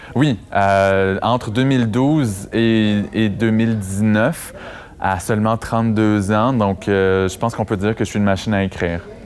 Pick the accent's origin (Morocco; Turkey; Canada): Canada; Amos, Quebec; moved away as an adult; also born or lived in Montreal; c'était en Abitibi, dans ma ville natale